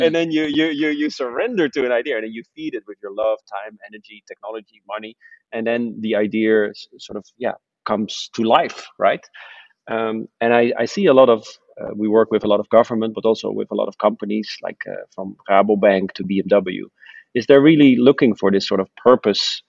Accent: Netherlands; I'm from the Netherlands, so we live mostly below sea level

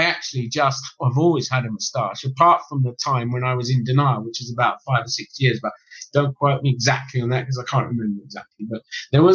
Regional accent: England, United Kingdom; a middle class Englishman growing up in England

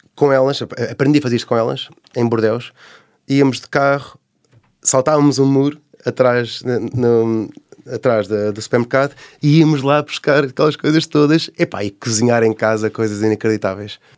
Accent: Portugal; sou de Portugal

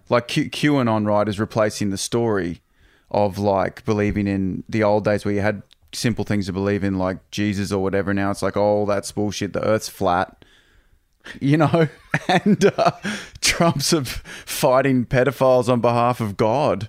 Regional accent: Toowoomba, Queensland, Australia; moved away; I grew up in Toowoomba and I grew up on this, you know, on Prince Henry Drive

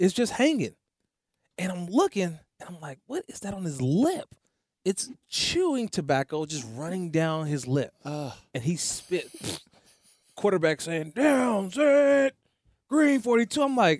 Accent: Oakland, California, United States; Growing up in Oakland, California, a lot of good baseball players.

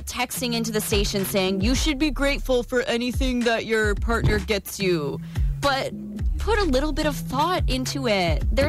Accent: East Coast, United States; moved away; we grew up on the East Coast

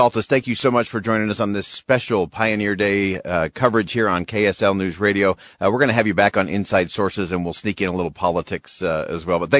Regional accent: Holladay, Utah, United States; I grew up in the Holiday area, and I remember the floods of 83

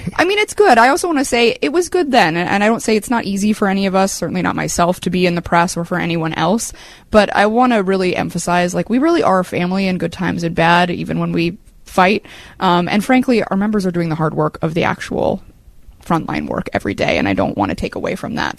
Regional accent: San Francisco, California, United States; moved away as an adult; now in New York, United States; I grew up in San Francisco.

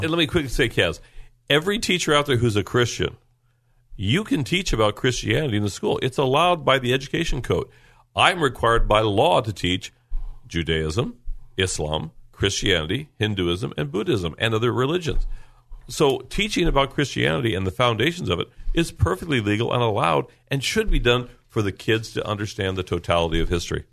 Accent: Lemon Grove, California, United States; I grew up in Lemon Grove.

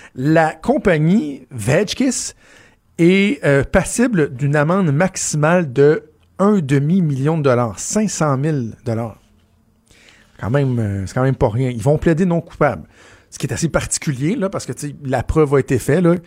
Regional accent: Quebec, Canada; chez nous au Québec

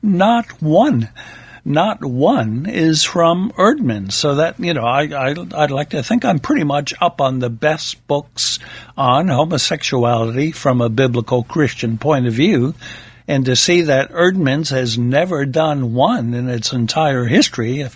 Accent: United States; Being an American myself

